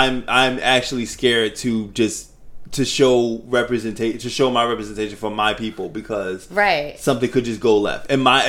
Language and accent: English; Delaware, United States; moved away as an adult; now in Philadelphia, United States; I grew up in Delaware. So I was I was born in Philly, but I was raised in Delaware.